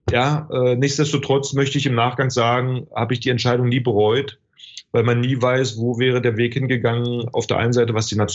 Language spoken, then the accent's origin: German; Magdeburg, Saxony-Anhalt, Germany; born there; klar, ich bin äh, gebürtiger Magdeburger, ich habe eine hohe Identifikation äh, mit Stadt, mit dem Verein.